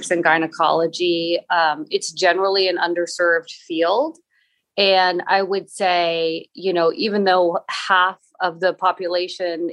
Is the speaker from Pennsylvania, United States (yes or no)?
no; Boston, Massachusetts, United States; I grew up in Boston